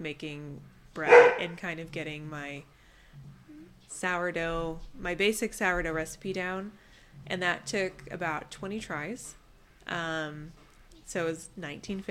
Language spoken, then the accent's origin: English; Southern California, United States; moved away as an adult; also born or lived in Visalia, California; now in Fresno, United States; I'm from Southern California.